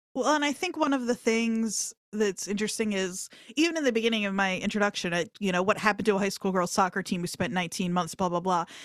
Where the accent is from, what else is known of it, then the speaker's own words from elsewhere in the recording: New Jersey, United States; I'm from South Jersey, uh, Camden County, Burlington County